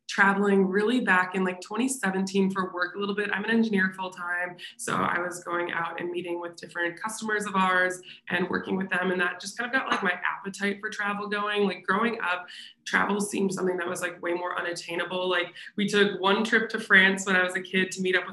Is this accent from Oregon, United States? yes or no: no; Minnesota, United States; moved away; I'm from Minnesota, lived there at the time